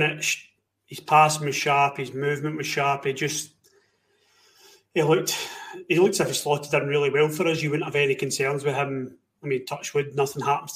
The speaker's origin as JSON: {"language": "English", "region": "Scotland", "country": "United Kingdom", "said": "We're Scottish, we're British."}